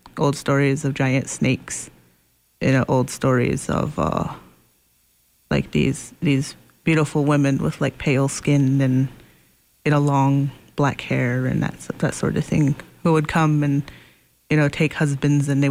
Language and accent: English; United States; also born or lived in Pine Ridge, South Dakota / Macy, Nebraska; I grew up living half in Pine Ridge and half in Macy, Nebraska, here just a couple hundred miles north near Sioux City